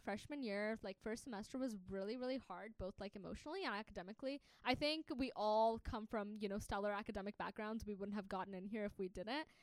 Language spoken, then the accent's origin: English; Tennessee, United States; moved away as an adult; also born or lived in Pakistan; now in Atlanta, United States; I'm out of state. I'm from Tennessee